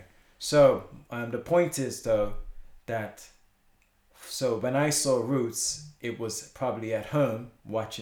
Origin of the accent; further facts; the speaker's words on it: Bermuda; moved away as an adult; also born or lived in Britain; now in United Kingdom; I was born in Bermuda